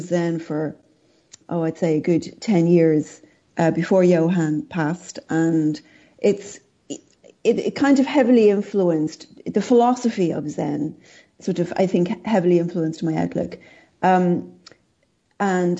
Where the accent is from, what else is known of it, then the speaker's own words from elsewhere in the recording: Ireland; I grew up in Ireland and I was raised Catholic